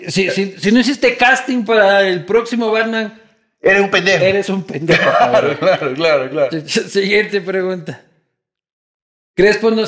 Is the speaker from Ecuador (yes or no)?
yes; Ecuador; No, hay estigma de que soy ecuatoriano.